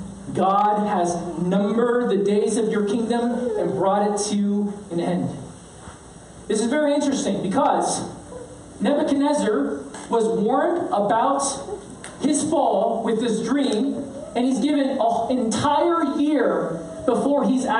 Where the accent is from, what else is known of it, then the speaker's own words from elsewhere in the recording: United States; growing up in honor shame culture as a Korean-American